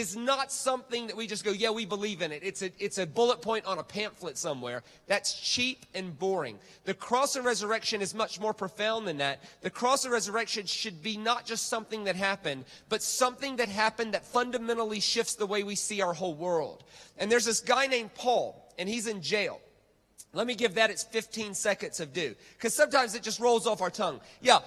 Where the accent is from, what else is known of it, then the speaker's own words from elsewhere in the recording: United States; moved away; I'm American